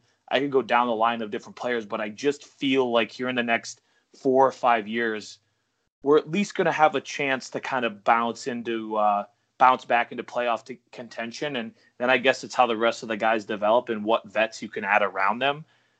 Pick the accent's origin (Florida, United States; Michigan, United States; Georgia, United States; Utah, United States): Michigan, United States; Obviously, … and then me, we're all from Michigan originally. We're all diehard Red Wings fans.